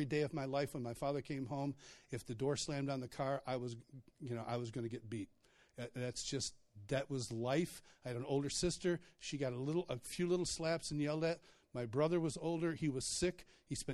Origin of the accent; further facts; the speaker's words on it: Rochester, New York, United States; I grew up in Rochester, New York.